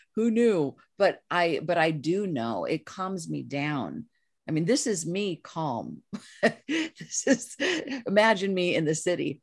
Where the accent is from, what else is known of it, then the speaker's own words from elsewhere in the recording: Los Angeles, California, United States; moved away as an adult; now in Topanga Canyon, United States; I'm a city girl. I'm from East Los Angeles